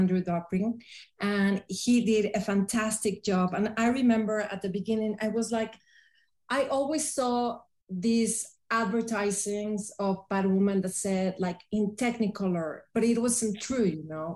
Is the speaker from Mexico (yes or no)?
yes; Tepoztlán, Morelos, Mexico; I brought all the films to my hometown in Tepoztlán